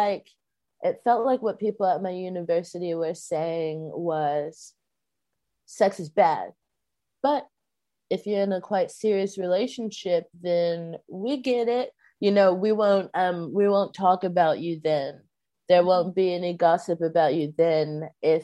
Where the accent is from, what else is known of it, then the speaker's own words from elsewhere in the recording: Texas, United States; I grew up in Texas, and I, you know, grew up in Baptist churches